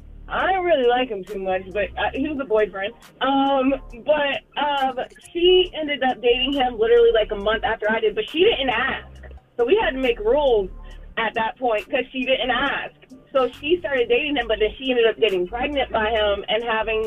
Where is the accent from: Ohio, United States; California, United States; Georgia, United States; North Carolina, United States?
North Carolina, United States; Charlotte; No, I'm from Charlotte.